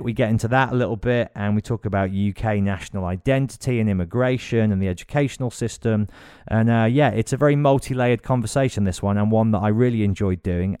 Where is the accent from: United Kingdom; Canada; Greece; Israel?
United Kingdom; Birmingham, West Midlands; Birmingham, my hometown